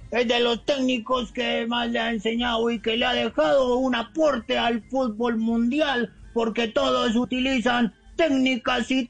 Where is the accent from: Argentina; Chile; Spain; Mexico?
Argentina; bueno, ¿qué te digo yo, Mauricio? Lo que pasa es que mi selección argentina en estos momentos no debería estar jugando fútbol